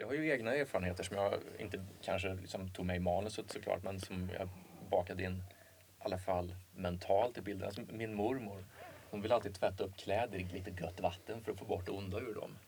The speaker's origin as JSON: {"language": "Swedish", "town": "Åmål", "region": "Västra Götaland", "country": "Sweden", "tie": "born or raised there", "said": "i Åmål fanns det inte så mycket att göra"}